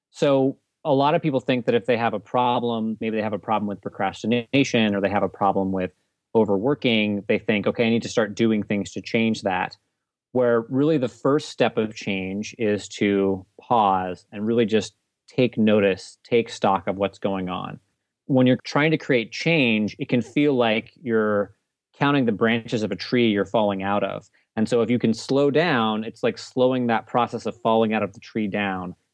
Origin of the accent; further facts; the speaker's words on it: Nashville, Tennessee, United States; also born or lived in Germany; I was born in Germany. I grew up. Uh, my dad was in the Air Force, and um, I mostly spent most of my time growing up in Nashville, Tennessee.